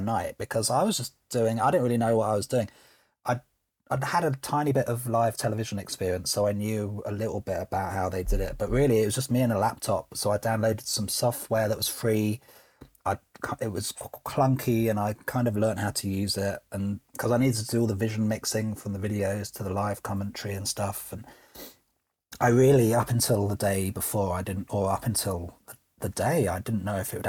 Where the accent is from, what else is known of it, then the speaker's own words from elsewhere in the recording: United Kingdom; I'm British